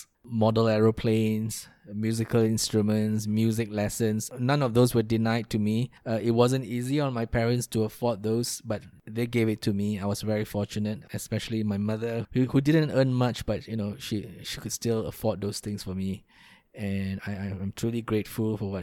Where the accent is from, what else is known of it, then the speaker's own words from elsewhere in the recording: Kuantan, Pahang, Malaysia; I grew up in a small town in Malaysia called Kuantan. That is still home to me